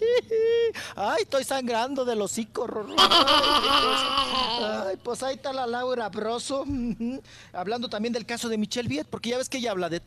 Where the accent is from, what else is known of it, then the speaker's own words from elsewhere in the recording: Mexico; Nosotros como ciudadanos mexicanos damos un impuesto